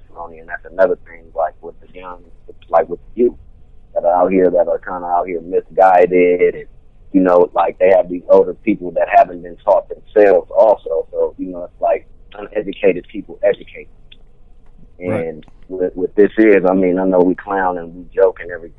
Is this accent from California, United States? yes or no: yes; Venice, California, United States; I grew up in Venice.